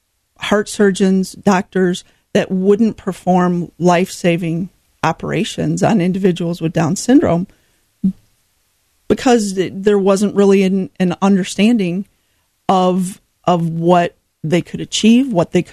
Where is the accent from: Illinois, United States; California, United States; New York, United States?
Illinois, United States; Rockford; was born and raised in Rockford, so my heart is here